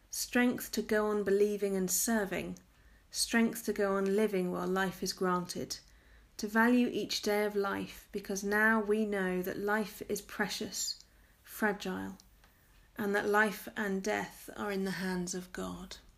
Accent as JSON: {"language": "English", "region": "Tennessee", "country": "United States", "tie": "born or raised there", "said": "I grew up in the Bible Belt in East Tennessee, where there's a church building on nearly every corner."}